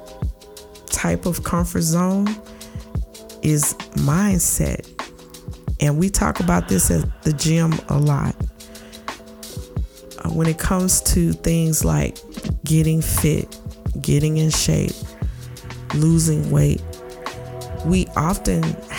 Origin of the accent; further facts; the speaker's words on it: St. Louis, Missouri, United States; I'm from the Midwest, and in my city, St. Louis